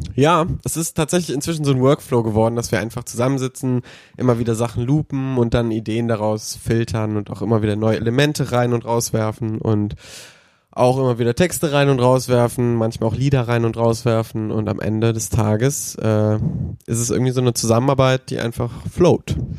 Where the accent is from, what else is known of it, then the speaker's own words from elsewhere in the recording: Cologne, North Rhine-Westphalia, Germany; als Kölner